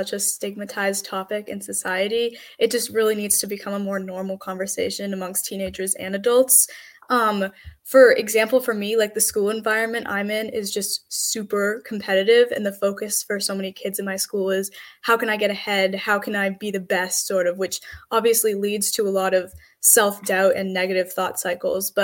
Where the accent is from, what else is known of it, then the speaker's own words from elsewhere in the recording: Medfield, Massachusetts, United States; I am from Medfield, Massachusetts